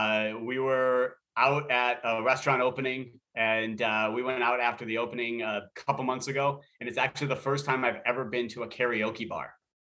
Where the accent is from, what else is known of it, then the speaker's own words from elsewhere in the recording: Minnesota, United States; I grew up in Minnesota.